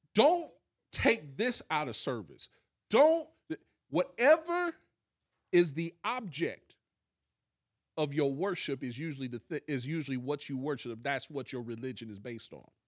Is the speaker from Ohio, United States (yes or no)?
yes; Columbus, Ohio, United States; we literally came from the same city